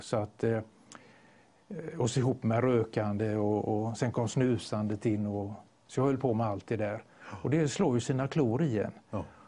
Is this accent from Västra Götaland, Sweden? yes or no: yes; Gothenburg, Västra Götaland, Sweden; jag är ju göteborgare